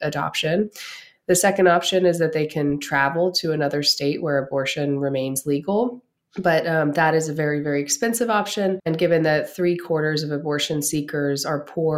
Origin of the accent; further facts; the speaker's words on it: Pennsylvania, United States; my home state, Pennsylvania